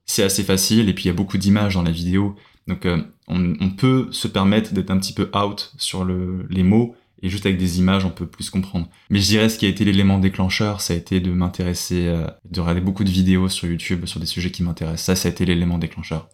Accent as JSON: {"language": "French", "country": "France", "accent": "French", "moved": "as an adult", "lives_now": "Australia", "said": "j'ai un accent français qui est beaucoup moins intense que d'autres accents, enfin que d'autres français."}